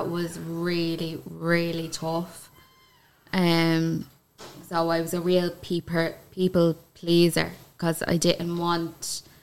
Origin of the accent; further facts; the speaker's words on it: Kildare, Leinster, Ireland; I come from Kildare. Country girl.